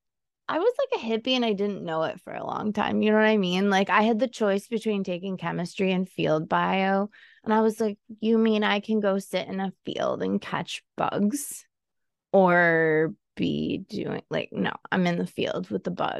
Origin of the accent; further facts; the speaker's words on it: Buffalo, New York, United States; we are from Buffalo, so we thought saucy, our wings.